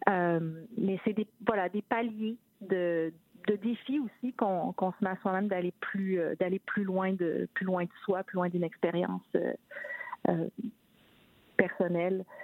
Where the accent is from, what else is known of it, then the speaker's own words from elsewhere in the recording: Quebec City, Quebec, Canada; now in Toronto, Canada; je viens de la ville de Québec et qu'une des surprises que j'ai en arrivant à Toronto